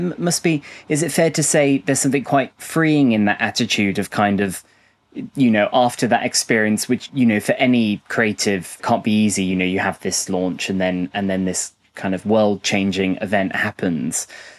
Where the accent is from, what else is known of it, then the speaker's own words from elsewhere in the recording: West Midlands, United Kingdom; And even though I'm not from Birmingham myself, I grew up pretty close by.